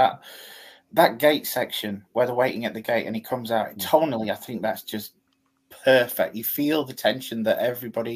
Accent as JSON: {"language": "English", "country": "United Kingdom", "said": "We're British, we can take shit like that. We were raised on, you know, Doctor Who"}